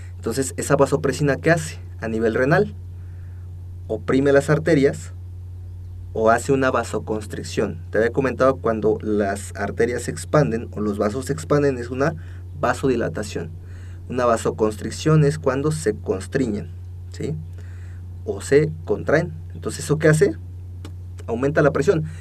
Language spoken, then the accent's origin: Spanish; Mexico; somos los mexicanos